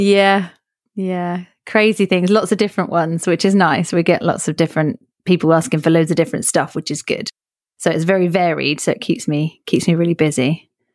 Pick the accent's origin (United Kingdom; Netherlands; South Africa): United Kingdom; England; born and raised in England